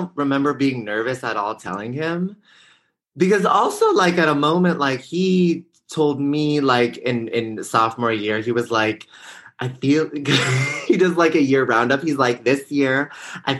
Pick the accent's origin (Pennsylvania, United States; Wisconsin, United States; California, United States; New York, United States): California, United States; the Bay Area; I'm from the Bay Area